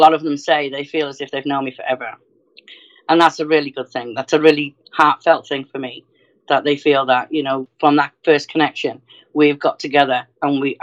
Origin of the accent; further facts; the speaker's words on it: North Wales, United Kingdom; moved away; from the UK, I'm originally from North Wales